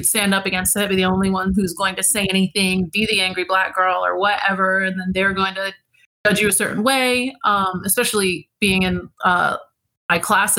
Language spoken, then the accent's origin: English; Jacksonville, Florida, United States; also born or lived in Savannah, Georgia; I grew up out in Jacks Beach. Well, I grew up in Mayport, but I went to high school in Jacks Beach. And it was very, very white.